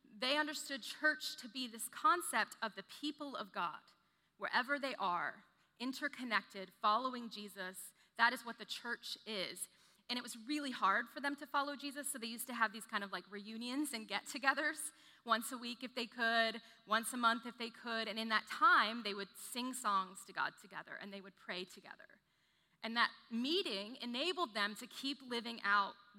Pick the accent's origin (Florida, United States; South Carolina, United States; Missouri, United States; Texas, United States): Texas, United States; The Woodlands; I grew up in the Woodlands, kind of small town